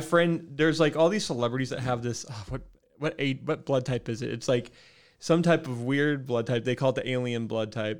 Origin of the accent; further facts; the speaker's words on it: Midwest, United States; now in Spokane, United States; I'm from the Midwest